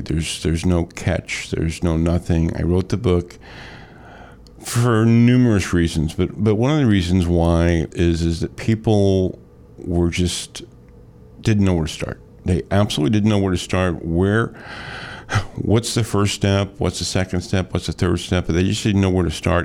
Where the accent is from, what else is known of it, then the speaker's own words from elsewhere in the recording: Metro East, Illinois, United States; also born or lived in Shiloh, Illinois; Born and raised in Metro East